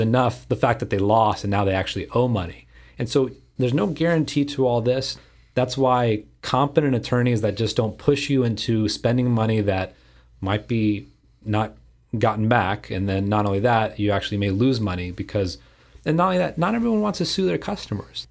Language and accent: English; Houston, Texas, United States; in Houston, my hometown here